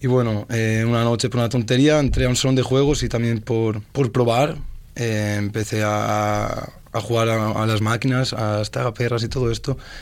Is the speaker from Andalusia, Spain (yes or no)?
no; Oliva, Valencian Community, Spain; vengo de un pueblo de Valencia que se llama Oliva